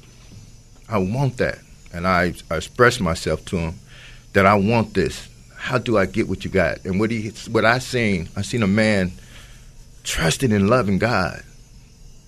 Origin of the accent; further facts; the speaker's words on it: Oakland, California, United States; I'm from Oakland